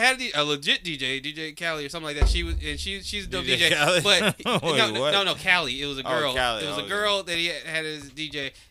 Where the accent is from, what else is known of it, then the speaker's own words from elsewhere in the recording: New Orleans, Louisiana, United States; I'm from New Orleans for real.